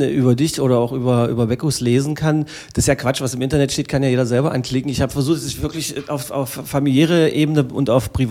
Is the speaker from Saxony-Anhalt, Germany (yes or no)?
yes; Magdeburg, Saxony-Anhalt, Germany; Äh, als ein Magdeburger Kind, äh, hier geboren, mit Elbewasser getauft, äh, mit äh, geschichtsträchtigem Dom aufgewachsen, mit Spaziergängen ähm, rings um das Kloster unserer lieben Frauen, im Zoo, quasi groß geworden